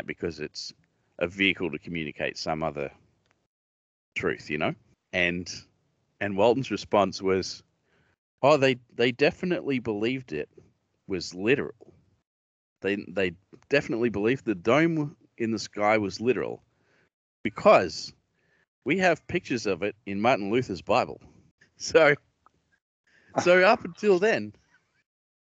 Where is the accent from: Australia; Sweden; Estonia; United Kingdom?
Australia; accent: Australian; I'm Australian